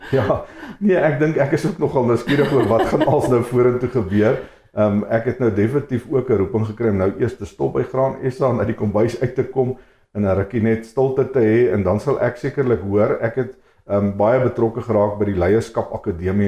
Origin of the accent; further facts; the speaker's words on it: Free State, South Africa; ek het in die Vrystaat groot geword